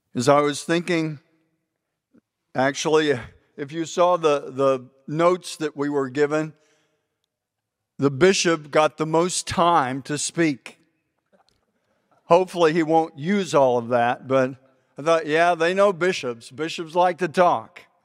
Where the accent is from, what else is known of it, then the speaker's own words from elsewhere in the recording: Texas, United States; we're both from Texas